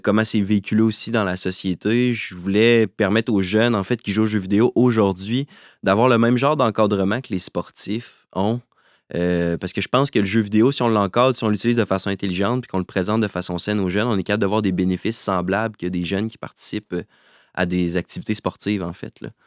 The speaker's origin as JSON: {"language": "French", "region": "Quebec", "country": "Canada", "tie": "born or raised there", "said": "Je suis originaire euh, de Québec."}